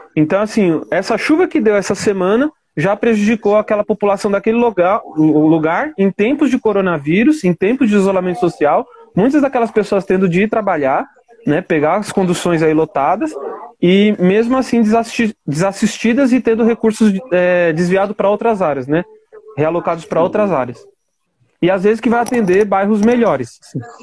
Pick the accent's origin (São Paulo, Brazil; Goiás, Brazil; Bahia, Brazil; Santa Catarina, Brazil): São Paulo, Brazil; eu sou aqui da periferia do Itaim Paulista, da periferia de São Paulo, no Itaim Paulista